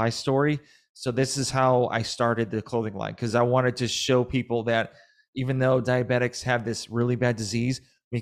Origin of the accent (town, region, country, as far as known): Massachusetts, United States